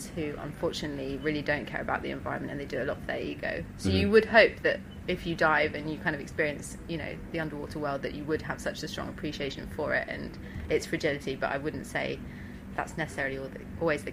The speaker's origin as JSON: {"language": "English", "region": "London", "country": "United Kingdom", "tie": "born or raised there", "accent": "Pommy", "said": "I'm from London, but my parents are South African"}